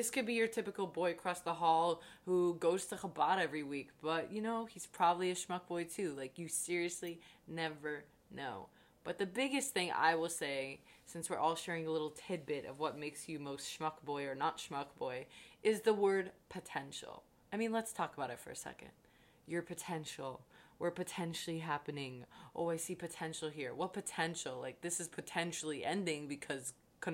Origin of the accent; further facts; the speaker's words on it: New York City, New York, United States; I am from New York City, born and raised